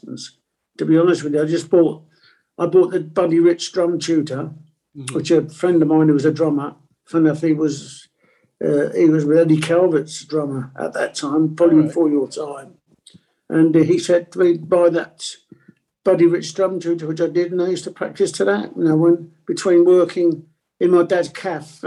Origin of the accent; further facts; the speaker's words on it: London, United Kingdom; first language Italian; English is a second language; And I lived in Stoke Newington. I was born in Stonington, I should say, and lived in Haringey